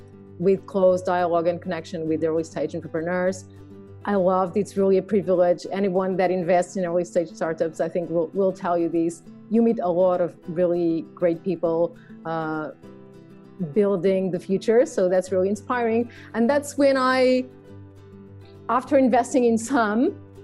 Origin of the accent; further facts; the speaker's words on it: Lisbon, Portugal; moved away as an adult; also born or lived in London / Madrid; I'm Portuguese, born and raised in Lisbon.